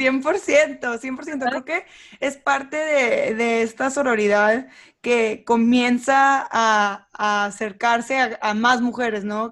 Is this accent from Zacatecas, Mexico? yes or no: no; Monterrey, Nuevo León, Mexico; moved away; el mismo lugar donde yo crecí